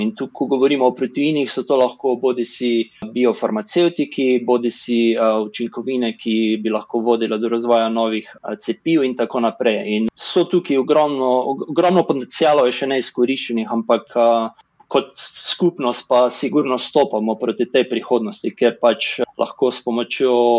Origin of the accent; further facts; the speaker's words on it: Slovenia; moved away as an adult; also born or lived in Boston, United States / San Diego, United States; now in San Francisco Bay Area, United States; Šel sem dobro iz Slovenije, potem pa tudi v ZDA sem živel tako v Bostonu, kot San Diego, kot zdaj tu v okolici San Francisca